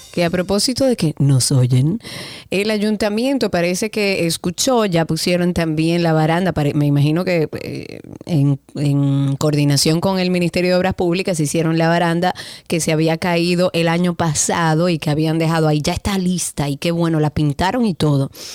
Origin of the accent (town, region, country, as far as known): Dominican Republic